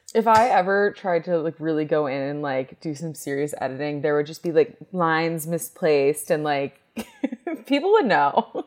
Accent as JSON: {"language": "English", "region": "New York", "country": "United States", "moved": "yes", "said": "I'm from New York"}